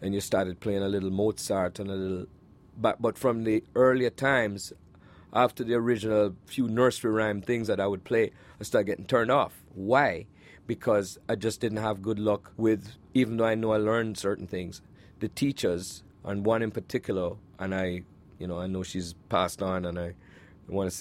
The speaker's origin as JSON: {"language": "English", "town": "Kingston", "country": "Jamaica", "tie": "born or raised there", "moved": "yes", "said": "my life growing up in Jamaica"}